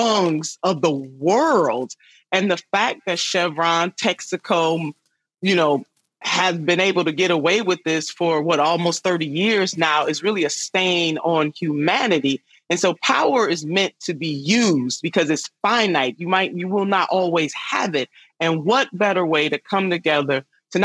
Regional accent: Cuyahoga River area, Ohio, United States; the Cuyahoga River right here in my hometown

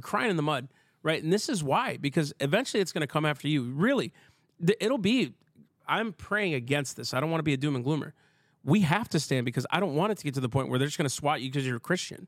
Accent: Minnesota, United States; I'm from Minnesota

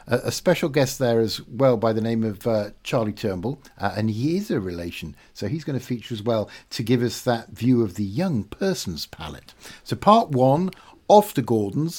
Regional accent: Yorkshire and the Humber, United Kingdom; as a Yorkshireman

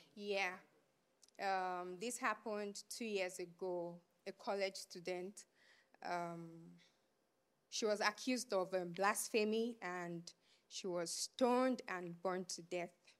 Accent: Abuja, Federal Capital Territory, Nigeria; moved away; I was born and raised in Abuja, which is the, um, capital of Nigeria

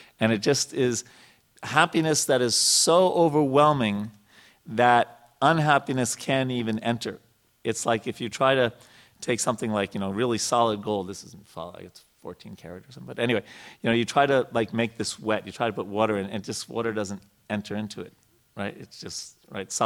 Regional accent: United States; when I grew up in America

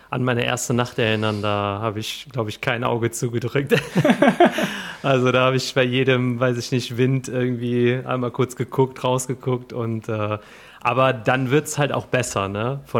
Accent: Cologne, North Rhine-Westphalia, Germany; born there; Also Köln ich und gebürtiger Kölner.

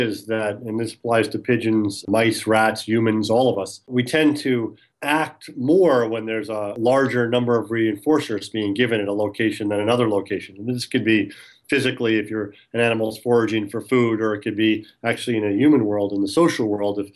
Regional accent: New York City, New York, United States; also born or lived in Long Island, New York; I grew up in New York, originally from New York City, and then moved out onto the island.

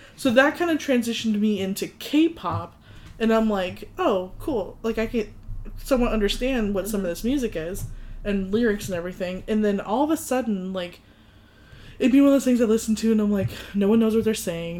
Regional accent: United States; I grew up in the States

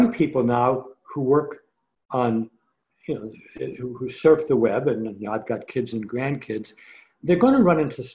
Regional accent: Scranton, Pennsylvania, United States; Joe Biden and I were born and grew up in Scranton

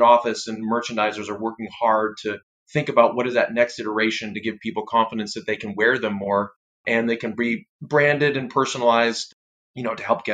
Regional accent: Canada; I'm Canadian

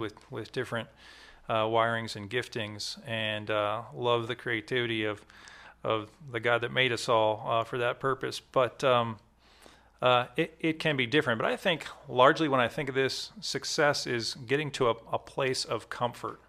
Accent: Maryland, United States; I'm from Maryland

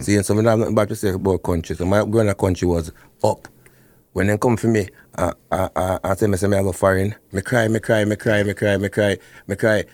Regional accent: Portland, Jamaica; moved away; I grew up, uh, Portland

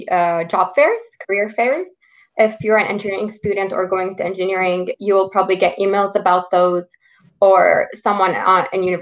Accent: Quebec, Canada; born there; Well, I was born in Quebec, so um, people born in Quebec get like special rate in university.

